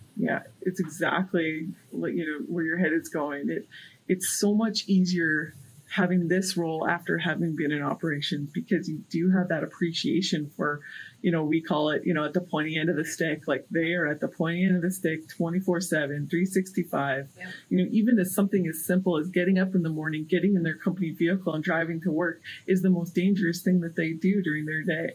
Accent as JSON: {"language": "English", "town": "Prince Albert", "region": "Saskatchewan", "country": "Canada", "tie": "born or raised there", "said": "my hometown is in Saskatchewan, and some from the north, from Prince Albert area"}